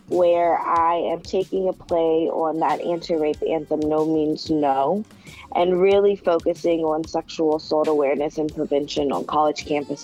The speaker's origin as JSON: {"language": "English", "town": "Charlotte", "region": "North Carolina", "country": "United States", "tie": "born or raised there", "also_born_or_lived": "Denver, North Carolina", "said": "So I am originally from Charlotte, North Carolina. I moved to Denver, North Carolina in the eighth grade. So I consider both Charlotte and Denver home."}